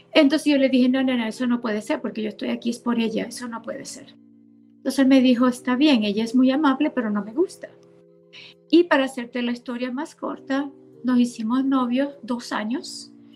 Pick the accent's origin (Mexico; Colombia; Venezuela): Venezuela; Maracaibo, Zulia; moved away as an adult; now in United States; yo nací y crecí en Venezuela, nací en Maracaibo